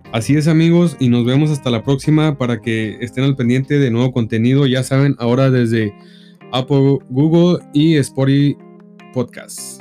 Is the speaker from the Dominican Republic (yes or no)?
no; Mexico; nosotros como buenos mexicanos